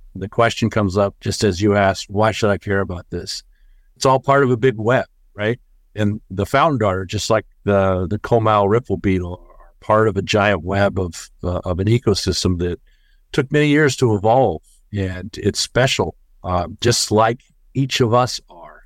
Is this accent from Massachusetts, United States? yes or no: no; Dallas, Texas, United States; moved away as an adult; now in San Marcos, United States; I'm originally from the Dallas-Fort Worth area, which is a couple hundred miles up the highway, but I moved down here about six, seven years ago